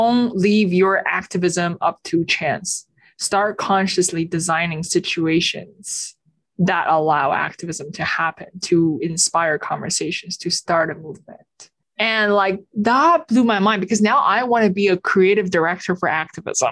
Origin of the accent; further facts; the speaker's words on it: Beijing, China; I was born and raised in Beijing in China